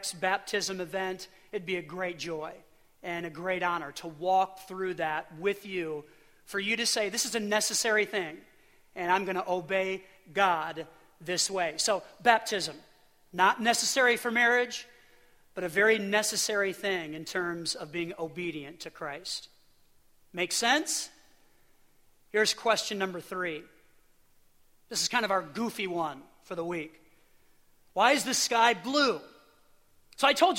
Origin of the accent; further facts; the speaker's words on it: Illinois, United States; now in Pennsylvania, United States; I grew up in Illinois for a good portion of my life